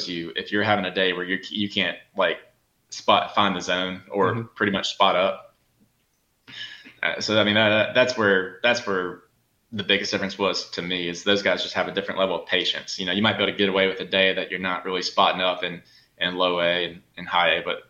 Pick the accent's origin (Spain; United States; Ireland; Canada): United States; South Carolina; also born or lived in Southern Georgia; growing up in Southern Georgia and South Carolina